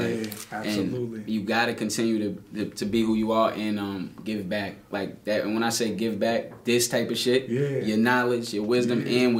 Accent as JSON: {"language": "English", "town": "White Plains", "region": "New York", "country": "United States", "said": "I was from White Plains."}